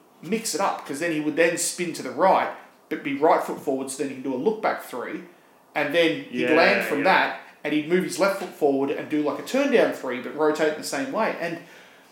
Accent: Cranbourne, Victoria, Australia; I'm from Cranbourne. And Cranbourne is southeastern suburbs version of Point Cook.

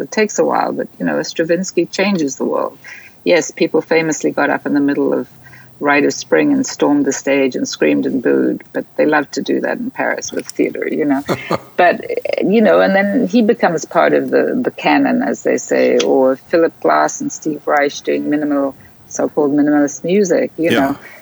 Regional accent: South Africa; growing up in South Africa, which I think is a very important part of my my DNA.

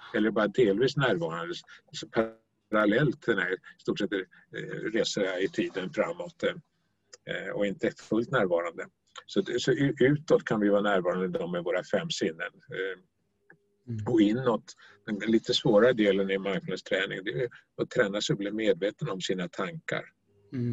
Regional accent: Stockholm, Stockholm County, Sweden; moved away as an adult; also born or lived in Norrbotten; now in Skåne, Sweden; är född och uppvuxen i Stockholm

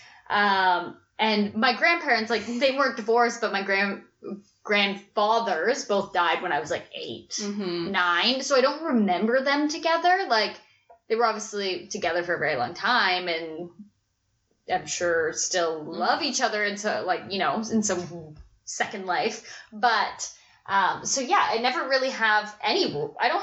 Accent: Orillia, Ontario, Canada; moved away as an adult; now in Toronto, Canada; I grew up in Orillia, Ontario

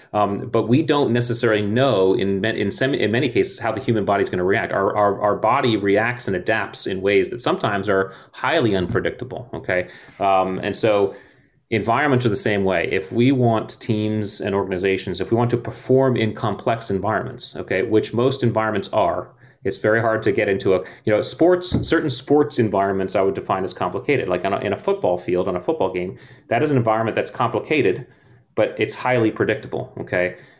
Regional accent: Connecticut, United States; I grew up in Connecticut on the beach

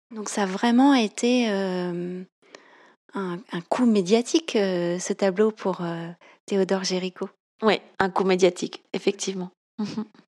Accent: France; je suis française, j'habite près de Paris

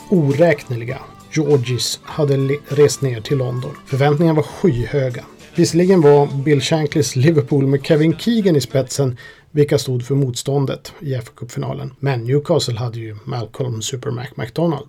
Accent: Sweden; vårt Stiga hockeyspel som vi hade här i Sverige

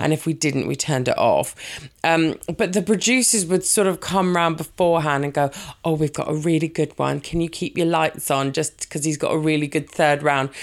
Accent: Brighton, South East England, United Kingdom; moved away as an adult; now in Worthing, United Kingdom; I'm from Brighton

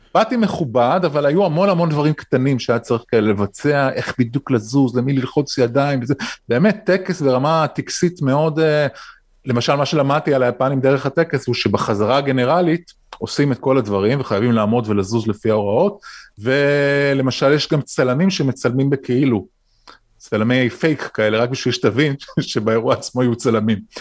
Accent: Israel

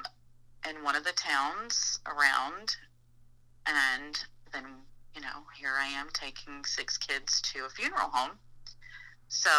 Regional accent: Florida, United States; moved away as an adult; also born or lived in Georgia; I grew up in Florida

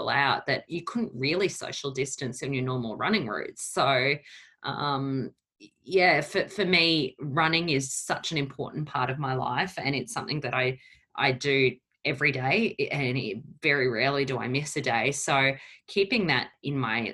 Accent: Brisbane, Queensland, Australia; also born or lived in Portugal; I came to Australia when I was 3 years old, and my family, obviously, we came from Portugal

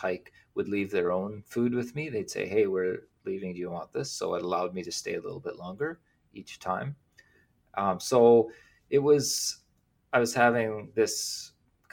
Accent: northern Saskatchewan, Canada; moved away as an adult; now in Vancouver Island, Canada; It's farmland where I grew up, and northern Saskatchewan's really rough winter

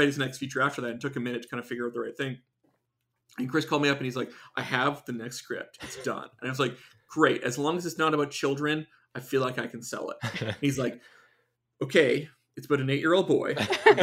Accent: Canada; moved away; I'm an immigrant, I'm from Canada

